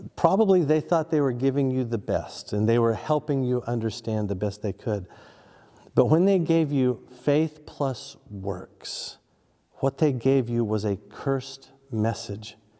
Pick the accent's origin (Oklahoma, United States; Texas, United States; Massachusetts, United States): Oklahoma, United States; when I was growing up in Oklahoma, every town had a tornado siren